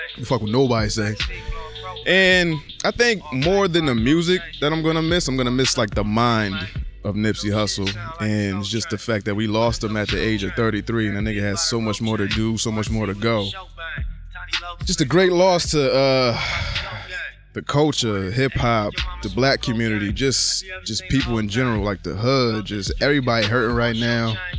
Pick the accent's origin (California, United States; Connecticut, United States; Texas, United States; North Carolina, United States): Connecticut, United States; Bridgeport; born or raised there